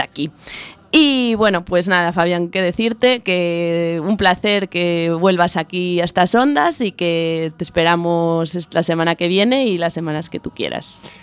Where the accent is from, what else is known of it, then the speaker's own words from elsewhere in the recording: Vigo, Galicia, Spain; somos los dos de Vigo